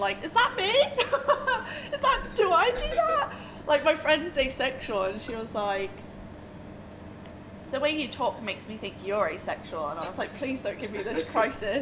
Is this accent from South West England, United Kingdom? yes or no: yes; Bude, South West England, United Kingdom; When I was at school, I come from Bude, so it is another like small Cornish town